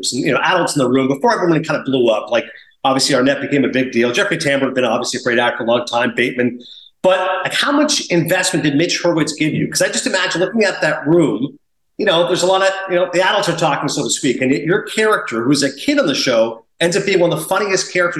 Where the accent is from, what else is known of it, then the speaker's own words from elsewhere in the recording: Kingston, Ontario, Canada; moved away; also born or lived in Toronto; I was born in Toronto, but I grew up in Kingston